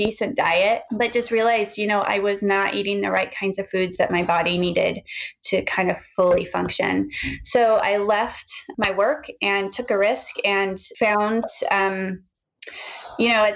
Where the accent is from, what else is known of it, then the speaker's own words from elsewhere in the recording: Oregon, United States; now in Seattle, United States; I was raised in Oregon